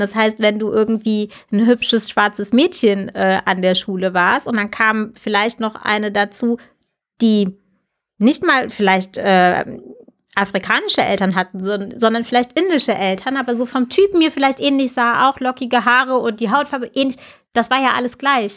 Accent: Lünen, North Rhine-Westphalia, Germany; first language German; also born or lived in United States; wir sind tatsächlich dann ähm, wieder in der Stadt gelandet, aus der meine Mutter kam, also mhm. ähm, aus Lünen

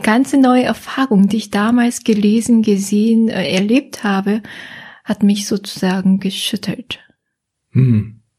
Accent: Seoul, South Korea; German is a second language; moved away as an adult; now in Germany; Ich komme aus Seoul, äh, Südkorea ist ja Hauptstadt von Südkorea. Ja, und bin dort aufgewachsen auch

